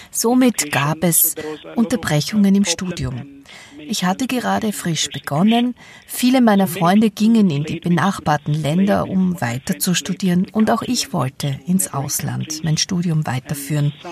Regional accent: Ethiopia; Ich bin in Äthiopien geboren und aufgewachsen und habe einen großen Teil meiner Ausbildung auch dort absolviert

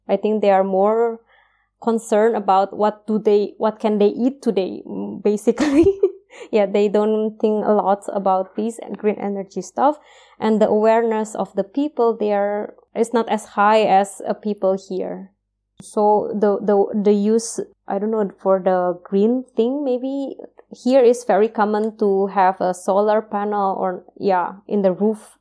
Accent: Indonesia; moved away as an adult; now in Austria; it's far from our country, uh, I mean, we are far from Indonesia

